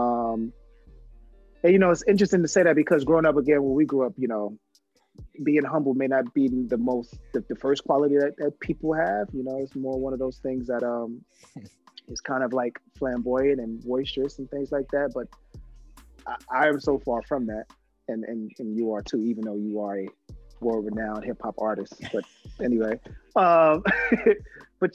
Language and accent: English; New York City, New York, United States; now in Atlanta, United States; growing up in the Soundview section of the Bronx